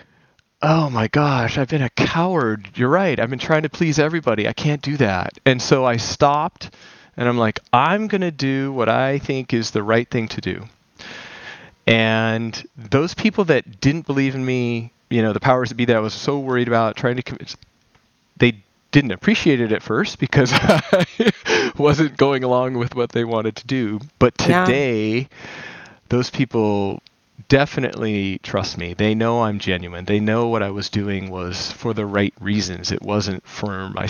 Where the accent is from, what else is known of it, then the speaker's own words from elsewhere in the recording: Las Vegas, Nevada, United States; I grew up in Las Vegas